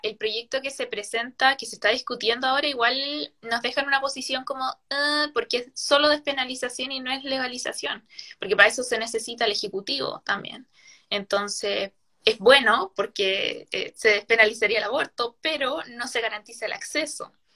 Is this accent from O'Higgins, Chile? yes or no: yes; Chimbarongo, O'Higgins, Chile; Yo soy de Chimbarongo, de la sexta región